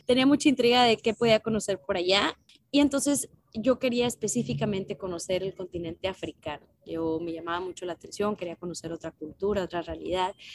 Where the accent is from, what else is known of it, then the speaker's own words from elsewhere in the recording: Nuevo León, Mexico; yo soy de Nuevo León